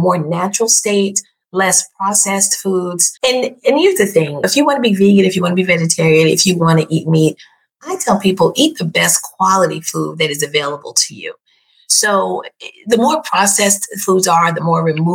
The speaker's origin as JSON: {"language": "English", "region": "New York", "country": "United States", "tie": "born or raised there", "said": "I was born and raised in New York"}